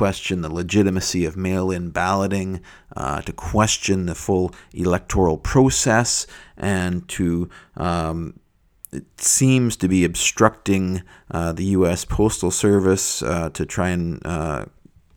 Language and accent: English; Canada; As a Canadian